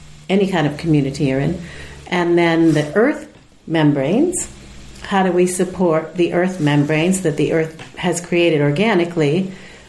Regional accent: United States; I'm not Italian, so I'm also, you know, I'm American.

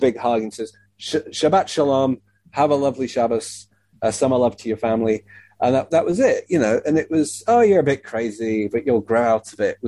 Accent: Leeds, Yorkshire and the Humber, United Kingdom; the Jewish community in Leeds, which is very small and kind of compact, it almost had kind of felt to me anyway, growing up there

